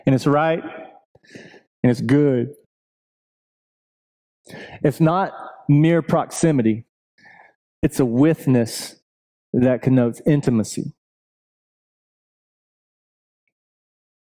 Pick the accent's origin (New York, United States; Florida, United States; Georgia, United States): Georgia, United States; Buford; I'm from Buford